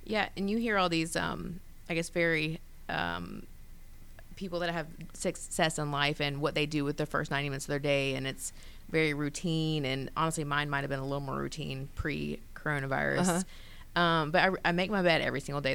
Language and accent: English; Grayson, Georgia, United States; moved away as an adult; now in Atlanta, United States; I was born and raised in Gwinnett County. Um, grew up in Grayson